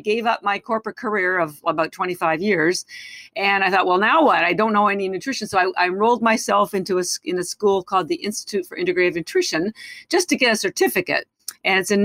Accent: Canada; moved away as an adult; now in United States; I am Canadian. I've lived in the United States for 30 years

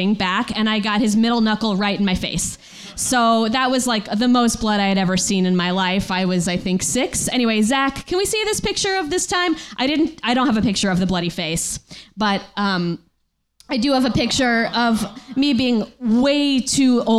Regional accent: Connecticut shoreline, United States; I grew up on the Connecticut shoreline

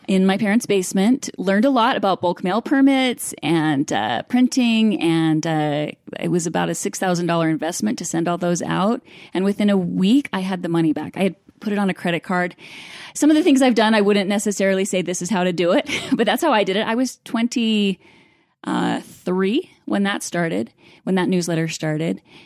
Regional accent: Idaho Falls, Idaho, United States; I grew up in Idaho Falls

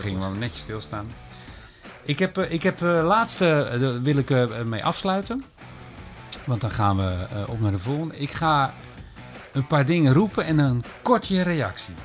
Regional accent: Rotterdam, South Holland, Netherlands; Ik ben een geboren en getogen Rotterdammer.

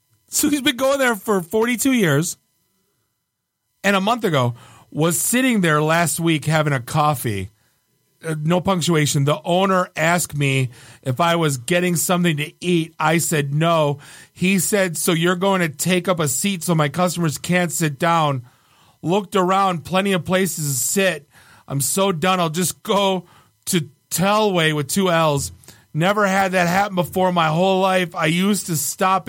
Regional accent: Warren, Michigan, United States; I grew up in Warren

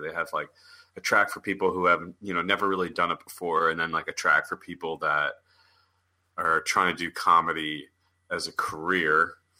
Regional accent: East Coast, United States; now in Los Angeles, United States; I'm from the East Coast

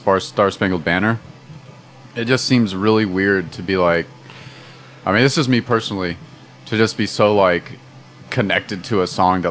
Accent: United States

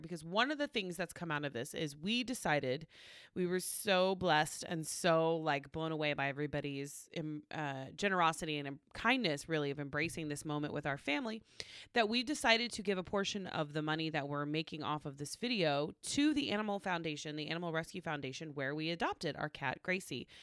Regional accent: Oklahoma, United States; moved away; growing up in Oklahoma

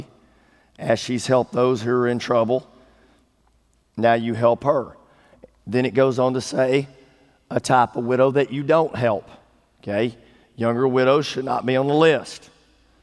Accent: East Texas, United States; I grew up in East Texas. I grew up in the country, 18 miles out of town

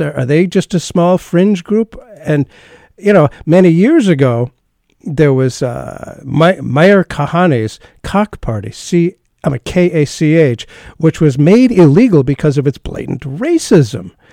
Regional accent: United States; I'm an American, we're both Jewish

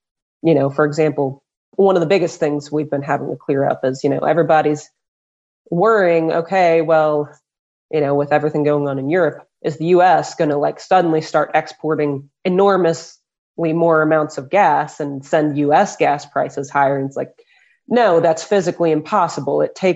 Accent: Louisville, Kentucky, United States; Louisville, Kentucky. I'm born and raised here

